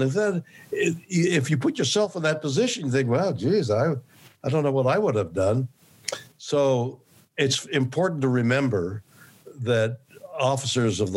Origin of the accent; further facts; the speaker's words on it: Montreal, Quebec, Canada; moved away as an adult; also born or lived in Toronto, Canada / New York City, United States; now in Los Angeles, United States; I'm from Montreal, Canada